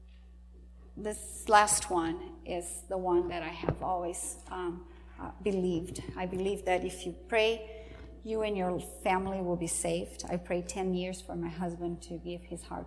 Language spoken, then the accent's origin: English; home state with Iguaçu Falls, Paraná, Brazil; moved away; This is Iguaçu Falls. Not in my hometown, my home state